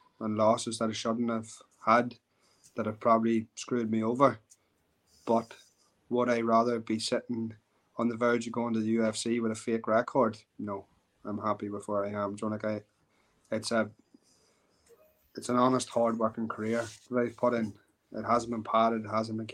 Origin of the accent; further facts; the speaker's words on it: Ireland; as an Irish MMA fighter